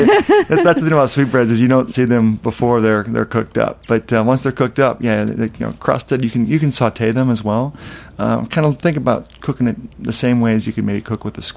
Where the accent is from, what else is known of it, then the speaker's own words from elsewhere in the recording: Midwest, United States; also born or lived in South / Europe; now in New York, United States; I spent a couple of years down there, but I'm a mishmash. I grew up in the Midwest and lived in the South, lived in Europe, and now New York.